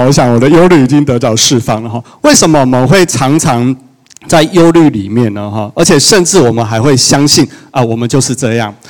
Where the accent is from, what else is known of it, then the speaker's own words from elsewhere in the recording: Yunlin County, Taiwan; also born or lived in Taipei; 从云林一路哭到台北这样子